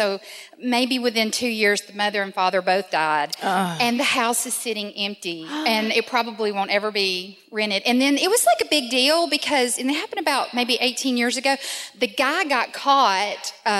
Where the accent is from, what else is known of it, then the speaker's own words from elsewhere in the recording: Nashville, Tennessee, United States; Actually, here in Nashville.